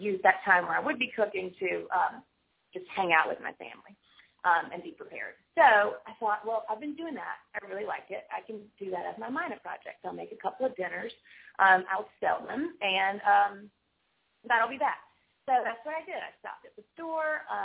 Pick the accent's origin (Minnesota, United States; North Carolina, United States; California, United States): North Carolina, United States; Winterville; also born or lived in Greenville, North Carolina / Wilmington, North Carolina; now in Cary, United States; I was actually raised in Winterville.